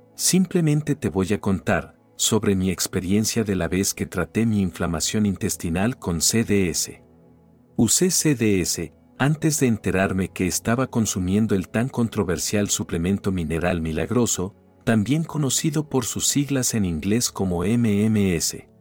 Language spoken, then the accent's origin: Spanish; Argentina; also born or lived in Weston, Florida; cuando regresé a mi país